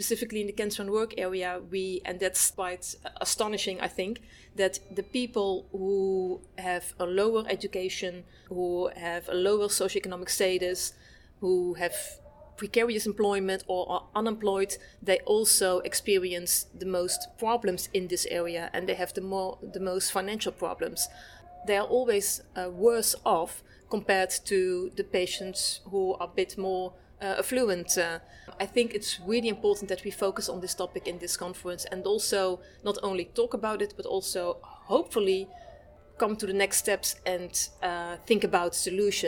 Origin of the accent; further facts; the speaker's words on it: Netherlands; I'm from the Netherlands.